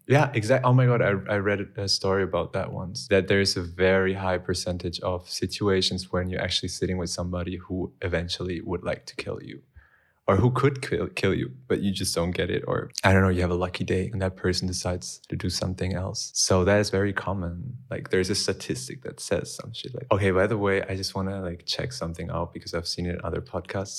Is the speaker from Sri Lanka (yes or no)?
no; Germany; now in Berlin, Germany; I was born in Germany